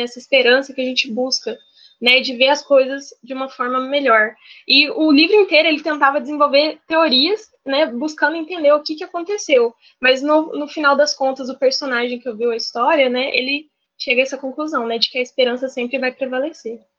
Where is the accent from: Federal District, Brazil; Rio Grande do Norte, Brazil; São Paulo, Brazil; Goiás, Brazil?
São Paulo, Brazil; Ribeirão Preto; now in Juiz de Fora, Brazil; eu nasci em Ribeirão Preto, São Paulo, mas atualmente eu moro em Juiz de Fora, em Minas Gerais